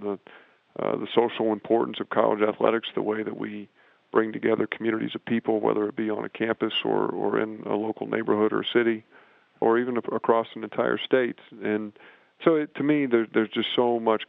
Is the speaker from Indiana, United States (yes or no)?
yes; West Lafayette, Indiana, United States; moved away as an adult; also born or lived in Champaign, Illinois; I grew up in West Lafayette, Indiana, not far from Purdue University